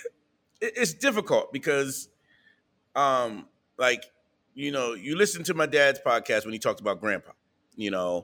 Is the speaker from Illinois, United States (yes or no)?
no; New Castle, Delaware, United States; moved away; also born or lived in Wilmington, Delaware / Philadelphia, Pennsylvania; We grew up in Newcastle, Delaware